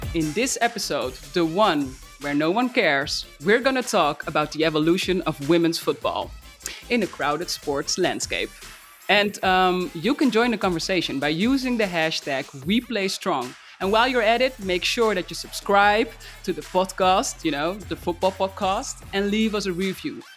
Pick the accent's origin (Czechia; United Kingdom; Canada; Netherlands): Netherlands; my home country, the Netherlands